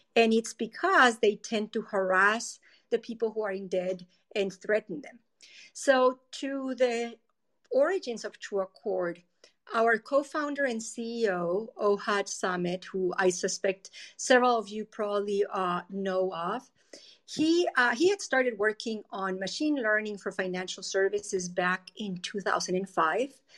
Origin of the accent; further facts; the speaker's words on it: Colombia; moved away as an adult; now in United States; I am originally from Colombia. I uh, studied civil engineering in Colombia and I came to the US to Stanford University